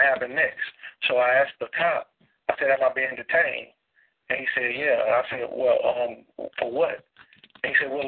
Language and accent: English; Baton Rouge, Louisiana, United States; now in Atlanta, United States; originally, I'm from Baton Rouge